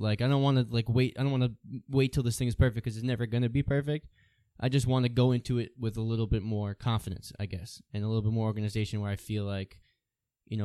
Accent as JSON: {"language": "English", "town": "Farmingdale", "region": "New York", "country": "United States", "tie": "born or raised there", "said": "I'm from Farmingdale"}